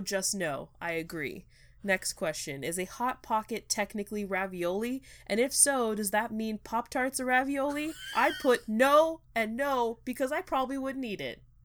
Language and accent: English; California, United States; moved away; I'm from California